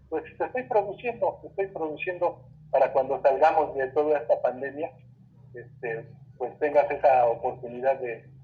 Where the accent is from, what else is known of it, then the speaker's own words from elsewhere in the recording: Chimalhuacán, State of Mexico, Mexico; yo soy originario de Chimalhuacán, un pueblo de Canterto.